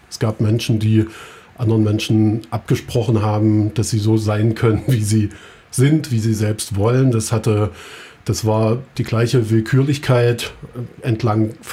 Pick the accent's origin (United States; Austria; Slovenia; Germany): Germany; Halle, Saxony-Anhalt; born there; Also ich bin hier in Halle geboren und äh, habe sozusagen Mitte der 80er Jahre schon, äh, also in der DDR, die ersten Male mit rechtsextremen Neonazis